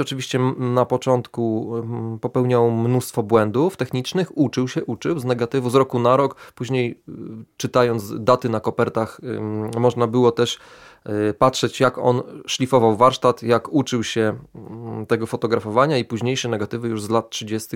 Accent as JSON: {"language": "Polish", "town": "Lublin", "region": "Lublin Voivodeship", "country": "Poland", "tie": "born or raised there", "said": "jestem y, człowiekiem urodzonym w Lublinie, jestem lublinianinem"}